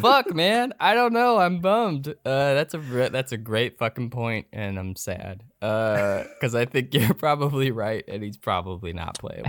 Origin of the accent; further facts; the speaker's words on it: Seattle, Washington, United States; I'm from Seattle